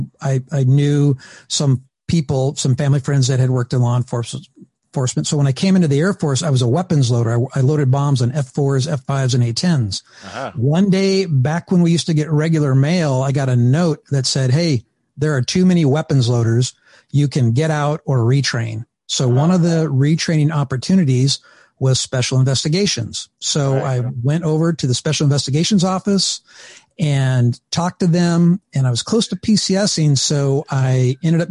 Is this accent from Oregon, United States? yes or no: yes; Valley of Oregon, United States; also born or lived in Northern California; I was born in Northern California and I grew up in the Valley of Oregon.